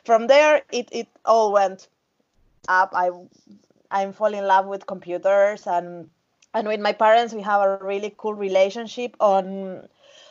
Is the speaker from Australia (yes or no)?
no; Uruguay; moved away as an adult; now in Finland; I'm from Uruguay, South America, the south, next to Argentina and Brazil.